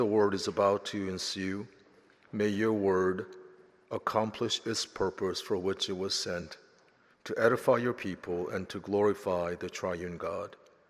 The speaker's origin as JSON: {"language": "English", "town": "Philadelphia", "region": "Pennsylvania", "country": "United States", "tie": "born or raised there", "also_born_or_lived": "South Korea", "lives_now": "Nashville, United States", "said": "So I was born in South Korea, grew up in Philadelphia, never traveled to Nashville until I came to interview for my job at Vanderbilt University."}